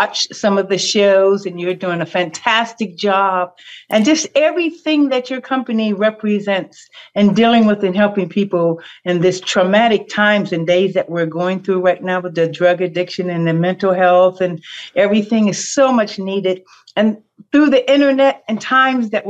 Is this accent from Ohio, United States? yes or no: yes; Youngstown, Ohio, United States; moved away as an adult; now in Los Angeles, United States; Youngstown, Girard area.